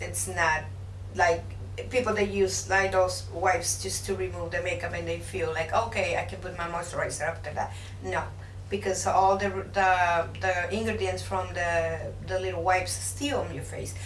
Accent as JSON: {"language": "English", "region": "Puebla", "country": "Mexico", "moved": "yes", "lives_now": "Houston, United States", "said": "I'm from Puebla, Mexico"}